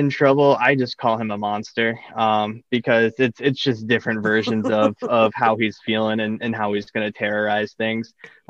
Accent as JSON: {"language": "English", "region": "Florida Keys", "country": "United States", "tie": "born or raised there", "also_born_or_lived": "Michigan", "lives_now": "Coral Springs, United States", "said": "No, I was actually born in Michigan. And when I was a year and a half old, my parents said, screw this, and moved to the Florida Keys. So I grew up in the Keys. And then I graduated high school, and wow. I've been in, like, South Florida since."}